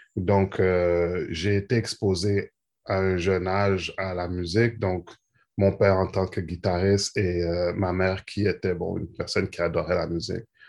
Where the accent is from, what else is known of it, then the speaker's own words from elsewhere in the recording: Montreal, Quebec, Canada; je suis né à Montréal.